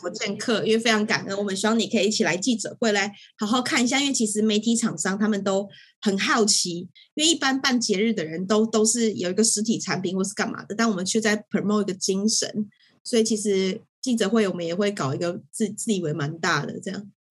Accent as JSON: {"language": "Chinese", "country": "Taiwan", "tie": "born or raised there", "said": "我身在台湾"}